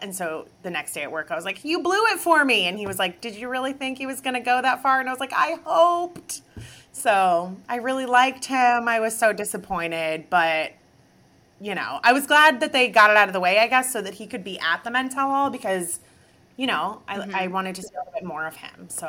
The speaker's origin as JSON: {"language": "English", "town": "Akron", "region": "Ohio", "country": "United States", "said": "I am from Akron, Ohio"}